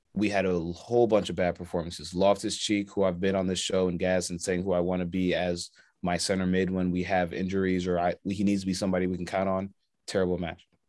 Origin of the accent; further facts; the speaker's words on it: United States; we're American